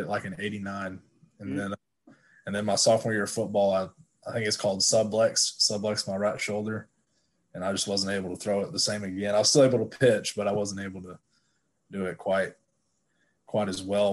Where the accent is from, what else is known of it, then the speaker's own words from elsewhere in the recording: Stephenville, Texas, United States; moved away as an adult; now in Tulsa, United States; I grew up in Stephenville, Texas